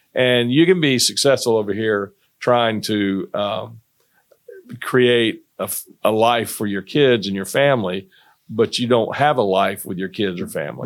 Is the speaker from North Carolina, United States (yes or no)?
yes; North Carolina, United States; moved away as an adult; also born or lived in Greensboro, North Carolina; now in Irmo, South Carolina, United States; I'm from North Carolina, and I went to N C State